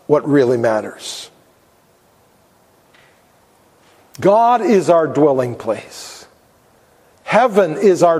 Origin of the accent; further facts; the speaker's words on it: United States; we have as American Christians